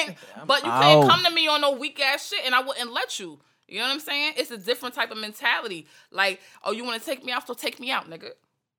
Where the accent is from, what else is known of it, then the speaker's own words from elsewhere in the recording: Long Island, New York, United States; I grew up in Long Island, so I was coming out to East New York to see my father every other weekend or whatever.